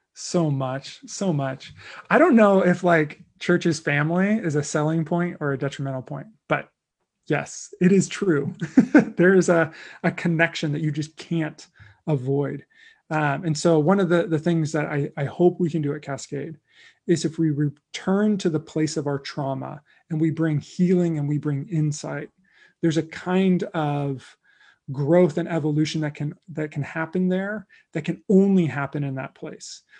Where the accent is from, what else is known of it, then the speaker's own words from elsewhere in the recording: United States; as a white American Christian in twenty twenty